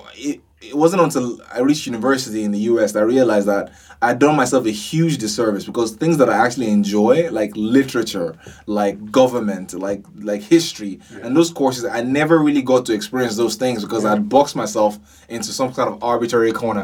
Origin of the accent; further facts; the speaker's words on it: Ibadan, Oyo, Nigeria; moved away; We grew up in Ibadan